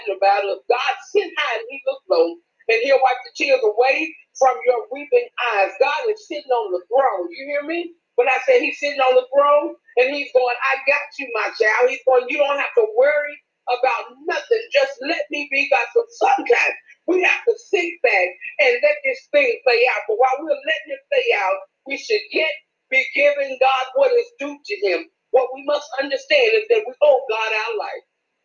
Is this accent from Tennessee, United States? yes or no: yes; Memphis, Tennessee, United States; I'm from Memphis, Tennessee